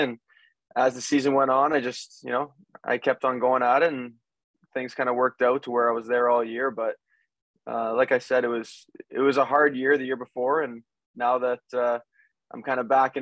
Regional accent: Hamilton, Ontario, Canada; also born or lived in Windsor; Hamilton, Ontario, for those that don't know, we're about an hour from Toronto and an hour from Niagara Falls

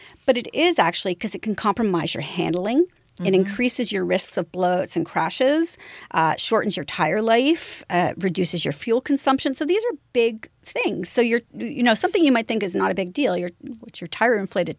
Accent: London, Ontario, Canada; I grew up in London, Ontario, so I grew up along that whole place.

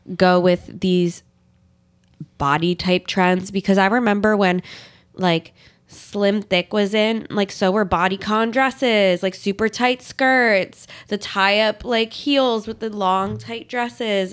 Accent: Pennsylvania, United States; I'm from Pennsylvania

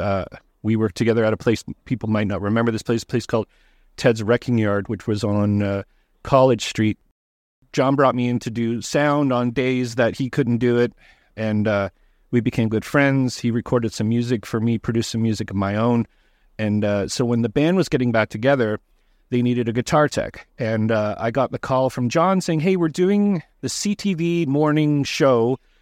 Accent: Toronto, Ontario, Canada; I'm from Toronto.

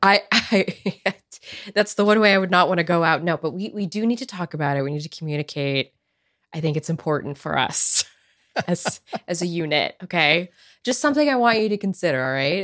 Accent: California, United States; I'm born and raised in California. I've never lived anywhere else in my life

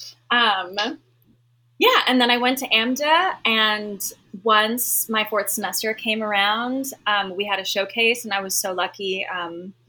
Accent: Miami, Florida, United States; I was born and raised in Miami, Florida

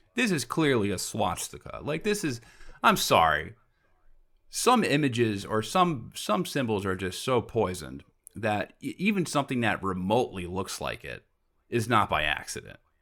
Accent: New York, United States; I'm from New York

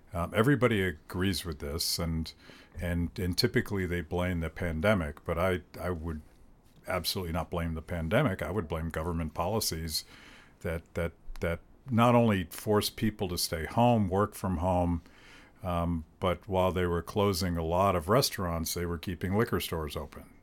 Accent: United States; I'm an American

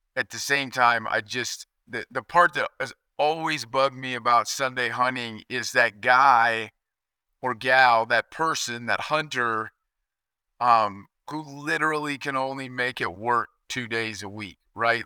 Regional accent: Kansas, United States; moved away; I grew up in Kansas where we could hunt seven days a week

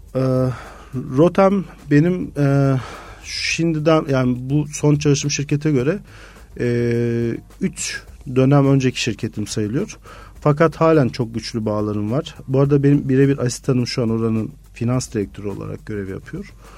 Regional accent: Mersin, Turkey; moved away as an adult; also born or lived in Izmir; Mersinliyim. Normalde Mersin'den Ege Üniversitesi'ne geçmiştim ve hiç İzmir'e kimsem de yoktu

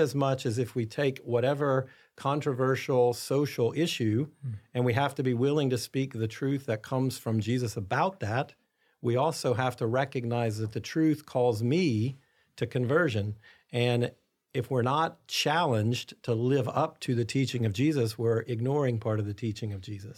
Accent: United States; as American Catholics

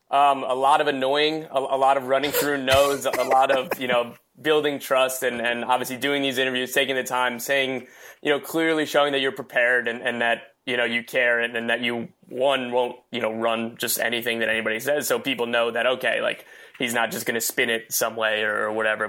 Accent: Wall, New Jersey, United States; I'm from Wall, the Belmar, Asbury area.

